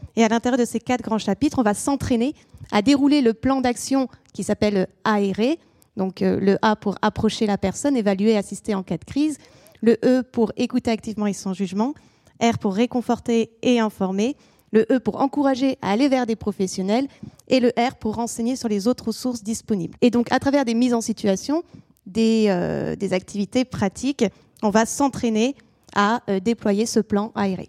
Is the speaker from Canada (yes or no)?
no; France; also born or lived in England; chez nous en France